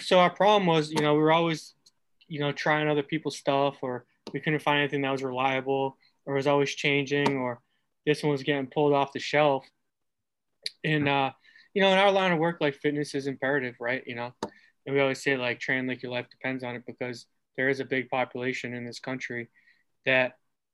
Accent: Massachusetts, United States; moved away as an adult; also born or lived in Arizona; now in Detroit, United States; I'm from Massachusetts

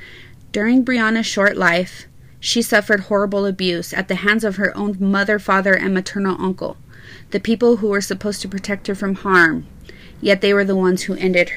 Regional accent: Las Cruces, New Mexico, United States; born or raised there

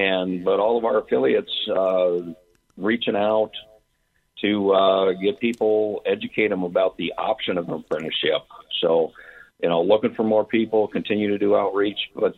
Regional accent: Minnesota, United States; I was born and raised in Minnesota and came back home to Minnesota and joined up with Local 512, I believe is about 2004.

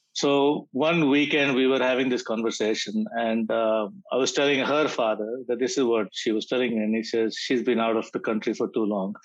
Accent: India; moved away as an adult; now in Australia; I come from India

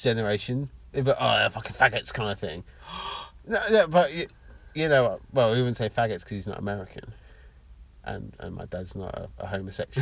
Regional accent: Luton, East of England, United Kingdom; I was born in Luton

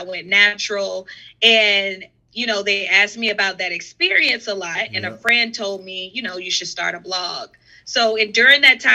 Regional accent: South Carolina, United States; moved away as an adult; also born or lived in New York; now in Charlotte, United States; my best friend, Trell, we grew up together in South Carolina

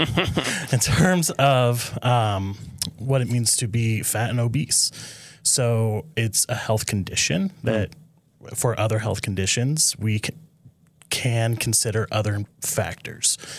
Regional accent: Nebraska, United States; I'm from Nebraska originally

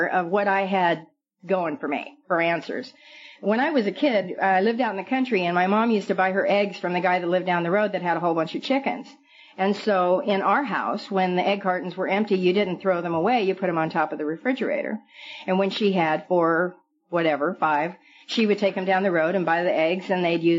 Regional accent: Billings, Montana, United States; also born or lived in Red Lodge, Montana; now in California, United States; I'm from Montana, and I was a sleazy little drunk from Billings, Montana, and Red Lodge, Montana.

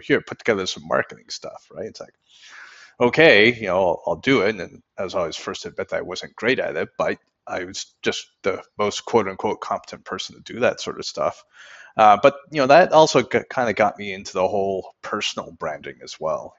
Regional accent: Canada; I'm from Canada

